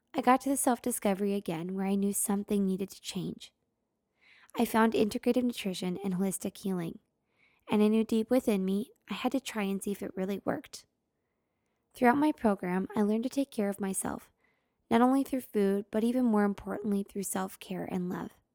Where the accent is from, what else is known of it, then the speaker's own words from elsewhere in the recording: Oregon City, Oregon, United States; growing up in Oregon City, Oregon